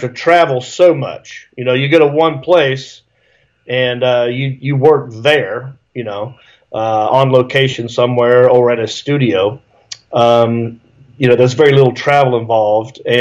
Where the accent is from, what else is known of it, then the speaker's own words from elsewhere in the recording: Hickory, North Carolina, United States; moved away as an adult; also born or lived in Raleigh, North Carolina / Los Angeles, California; I grew up in Hickory, North Carolina